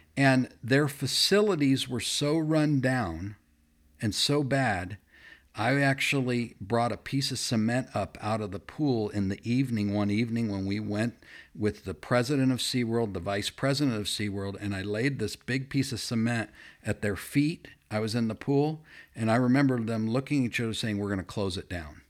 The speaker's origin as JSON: {"language": "English", "town": "Fullerton", "region": "California", "country": "United States", "tie": "born or raised there", "said": "I grew up in Chuck Swindoll's church, E V Free Fullerton"}